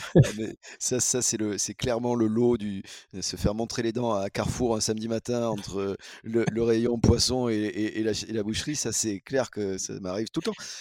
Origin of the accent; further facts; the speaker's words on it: La Ciotat, Provence-Alpes-Côte d'Azur, France; je suis né à La Ciotat